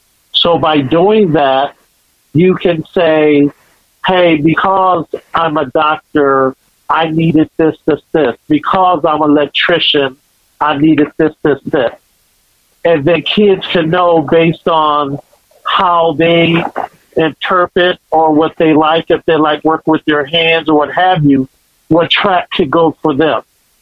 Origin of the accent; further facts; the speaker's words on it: Ypsilanti, Michigan, United States; I grew up in Ypsilanti, Michigan